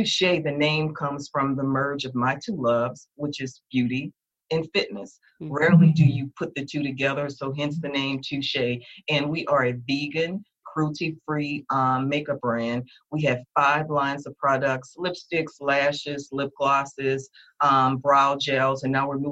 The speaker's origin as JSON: {"language": "English", "town": "New Orleans", "region": "Louisiana", "country": "United States", "tie": "born or raised there", "said": "I'm from Louisiana"}